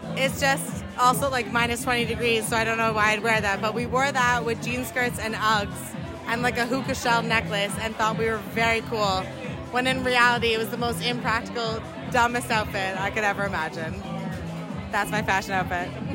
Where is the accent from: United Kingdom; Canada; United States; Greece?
Canada; I'm from Canada, and there is no ocean around, 'cause I'm in rural Canada.